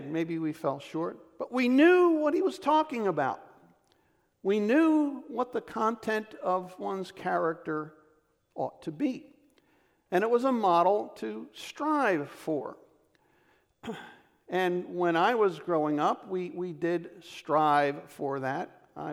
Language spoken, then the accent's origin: English; Philadelphia, Pennsylvania, United States; I was born in 1952 in the Kensington section of Philadelphia